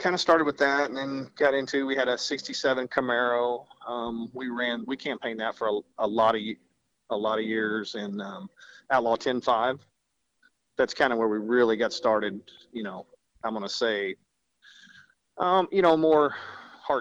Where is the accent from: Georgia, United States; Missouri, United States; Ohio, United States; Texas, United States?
Missouri, United States; Jefferson City; I'm from Jefferson City, Missouri